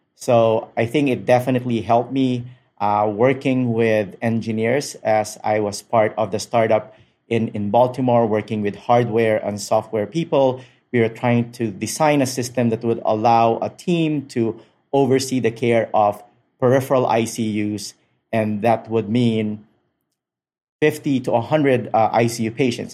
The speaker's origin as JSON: {"language": "English", "town": "Manila", "region": "Metro Manila", "country": "Philippines", "tie": "born or raised there", "moved": "as an adult", "said": "I was born and raised in Manila, Philippines"}